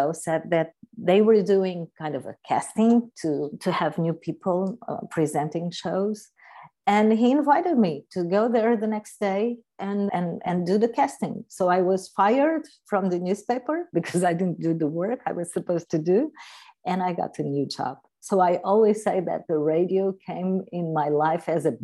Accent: Algarve, Portugal; I'm from Portugal. I'm from the Algarve in the south of Portugal

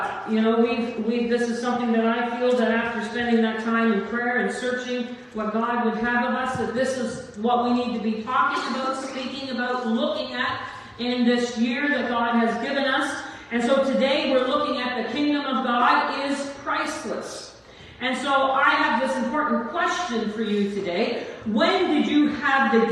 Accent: Corner Brook, Newfoundland and Labrador, Canada; I'm from Corner Brook, Newfoundland, raised by a single mom.

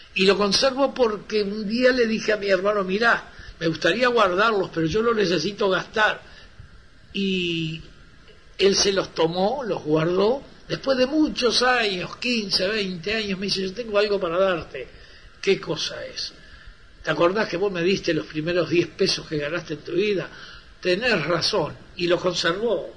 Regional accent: San Ramón, Canelones, Uruguay; moved away; mi pueblo, San Ramón

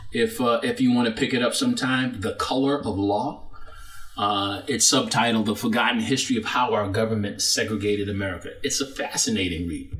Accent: New York City, New York, United States; moved away; also born or lived in Florida; I'm from Brooklyn, New York.

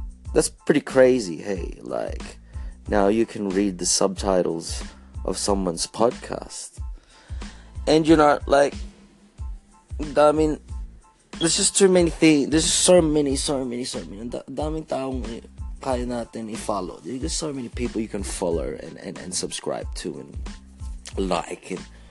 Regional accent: Australia; being a Filipino Australian

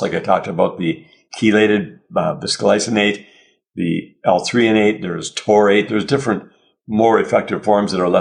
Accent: Canada; we're Canadian

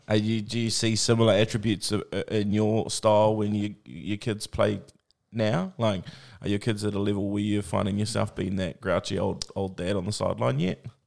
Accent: Tokoroa, Waikato, New Zealand; I grew up in Tukwara, so it was the mill

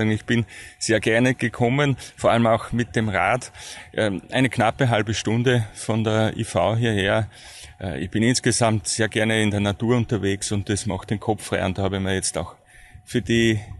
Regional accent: Styria, Austria; nicht weit weg von meiner ursprünglichen Heimat, dem, dem Ausseerland. Und äh, dann ist es nach Graz gegangen

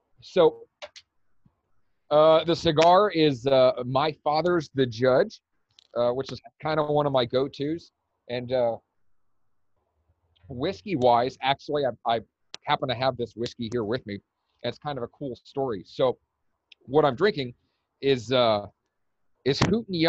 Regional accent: New York City, New York, United States; moved away as an adult; now in Arizona, United States; I was actually born and raised in New York City. Like I said, lived there until I graduated college.

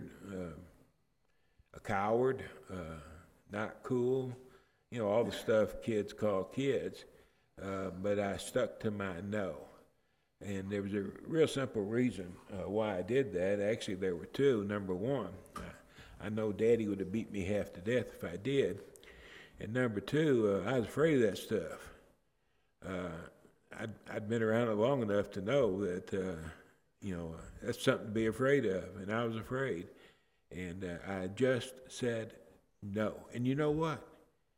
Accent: Detroit, Michigan, United States; I grew up in Detroit

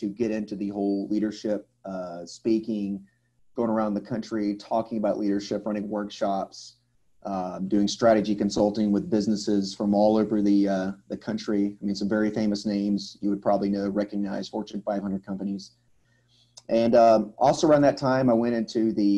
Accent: Atlanta, Georgia, United States; moved away as an adult; I'm from the Atlanta, Georgia area in the southeast in the United States. I was actually born and raised in this area

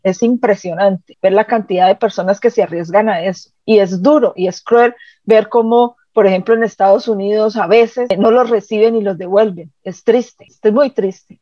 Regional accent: Cali, Valle del Cauca, Colombia; moved away as an adult; also born or lived in Caracas / Bogotá / Charlotte; now in Canada; yo nací y me crié en Cali

